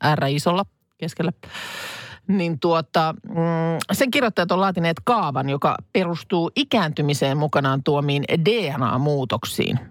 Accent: Lahti, Päijät-Häme, Finland; moved away; muutin pois sitten Lahdesta

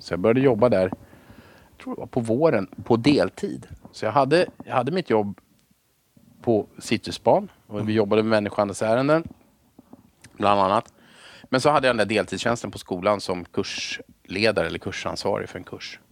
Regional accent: Haninge, Stockholm County, Sweden; jag är född i, eh, Haninge i Vändelsö, eller uppvuxen i Vändelsö

